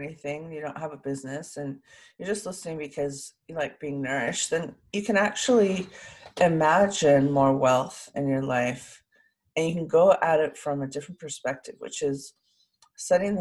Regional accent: Sausalito, California, United States; I was born in Sausalito, overlooking San Francisco, with a beautiful view from the house that I was born

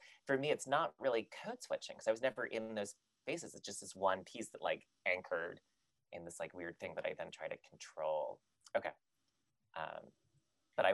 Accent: England, United Kingdom; accent: British; also born or lived in Texas, United States; I had a very, very heavy British accent when I was a child, when I was like six. Mm-hmm. I had lived in England basically my entire speaking, I was born in Texas, but then I lived in England

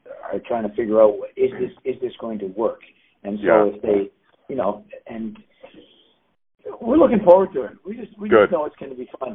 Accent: Canada; I'm a Canadian

